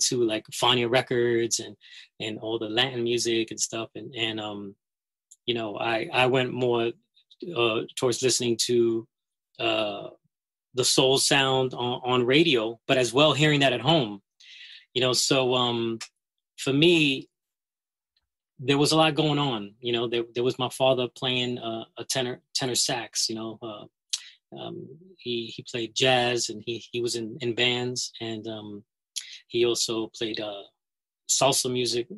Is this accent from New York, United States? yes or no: yes; New York City, New York, United States; that record store two blocks away because I'm from the Bronx